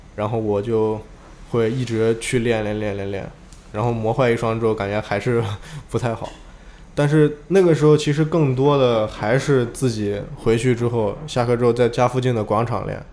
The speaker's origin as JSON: {"language": "Chinese", "town": "Xi'an", "region": "Shaanxi", "country": "China", "said": "我是来自西安的"}